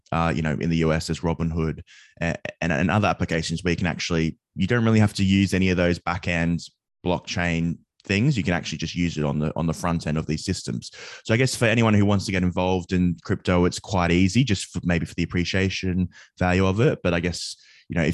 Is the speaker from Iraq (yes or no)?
no; Australia; now in United Kingdom; So I'm from Australia, but I moved to the UK, and I was just at college uh, early on, and a friend introduced me to crypto.